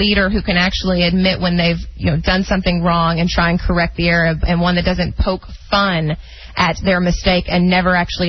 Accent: East Texas, United States; She teaches in East Texas, where I'm from.

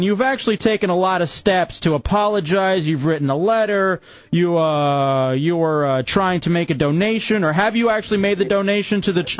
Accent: Texas, United States; also born or lived in Dallas / Michigan / Washington, D.C.; now in Central Florida, United States; I'm a Latin American guy. I'm Mexican. I grew up in Texas. I've lived all over, obviously, Michigan, D.C. I'm now here in Central Florida.

